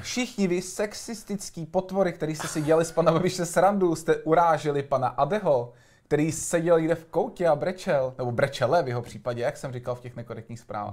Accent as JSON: {"language": "Czech", "region": "Prague", "country": "Czechia", "tie": "born or raised there", "said": "vyrůstal jsem na Dolním Žižkově"}